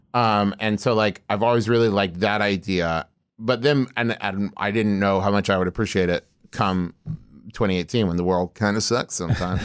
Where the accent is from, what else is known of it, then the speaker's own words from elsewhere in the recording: West Virginia, United States; moved away as an adult; also born or lived in Oklahoma; I was raised in West Virginia